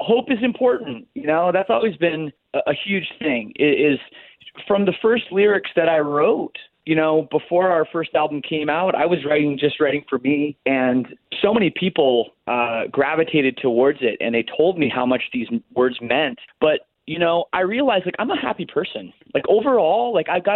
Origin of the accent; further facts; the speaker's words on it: Canada; I'm Canadian